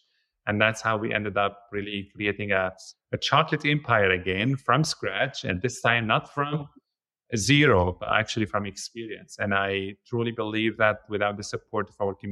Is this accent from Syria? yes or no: yes; Syria; moved away as an adult; also born or lived in Lebanon; now in Antigonish, Canada